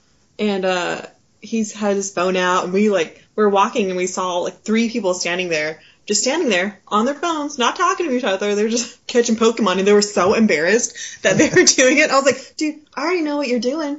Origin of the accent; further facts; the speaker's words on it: Okinawa, Japan; was just a small island off of Japan on an Air Force base, Kadena Air Force Base.